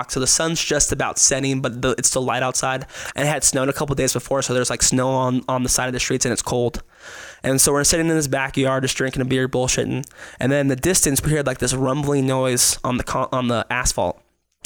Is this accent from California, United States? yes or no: no; Las Vegas, Nevada, United States; now in Reno, United States; I'm born and raised in Vegas. I moved to Reno when I was 18 to go to college.